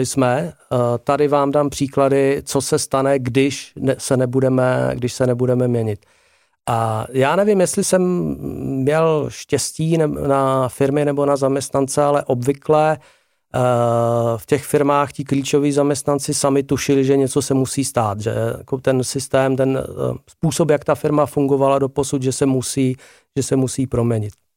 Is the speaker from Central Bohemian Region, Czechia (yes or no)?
no; Ostrava, Moravian-Silesian Region, Czechia; já jsem Ostravák, eh, hráli jsme převážně v Ostravě a okolí